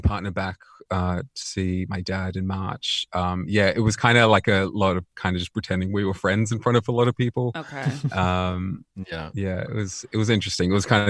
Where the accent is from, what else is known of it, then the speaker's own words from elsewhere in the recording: South Africa; I think like growing up in South Africa, generally everyone is quite religious there.